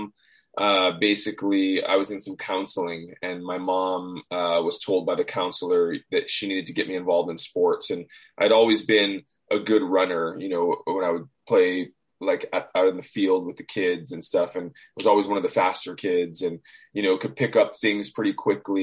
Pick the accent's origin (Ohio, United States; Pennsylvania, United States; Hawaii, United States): Hawaii, United States; moved away as an adult; I grew up in Hawaii